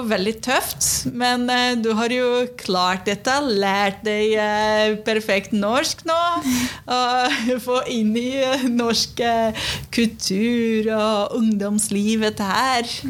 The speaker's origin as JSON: {"language": "Norwegian", "country": "Brazil", "also_born_or_lived": "Sweden", "second_language": "Norwegian", "moved": "yes", "lives_now": "Norway", "said": "så er jeg fra Brasil."}